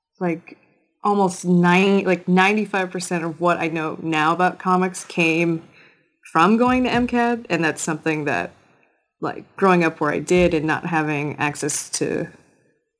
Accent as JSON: {"language": "English", "region": "rural Wisconsin town near Minneapolis", "country": "United States", "tie": "born or raised there", "said": "I grew up near Minneapolis, but I really spent most of my time in this tiny, tiny rural Wisconsin town right across the border"}